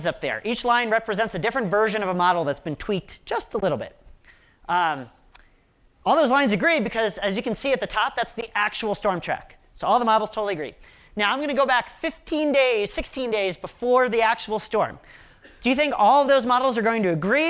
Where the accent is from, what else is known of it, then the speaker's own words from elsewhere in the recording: outside of Philadelphia, Pennsylvania, United States; now in Colorado, United States; I grew up outside of Philadelphia